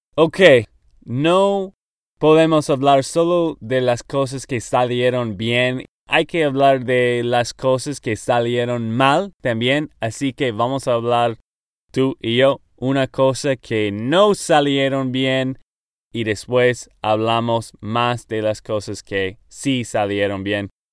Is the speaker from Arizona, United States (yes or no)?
no; Texas, United States; Spanish is a second language; moved away as an adult; now in Nashville, United States; de Texas, Estados Unidos